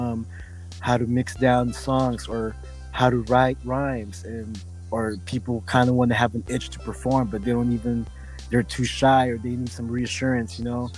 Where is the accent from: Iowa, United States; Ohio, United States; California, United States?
California, United States; San Diego; as a Filipino American, Hispanic, Mexican American, we grew up out here